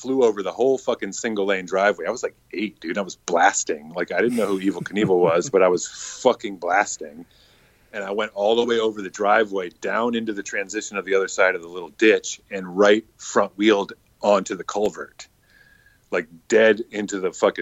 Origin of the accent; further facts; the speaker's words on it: Virginia, United States; now in New York City, United States; I'm from Virginia, which I'm from an area that's not like what maybe it's not like redneck. It's kind of like a DC suburb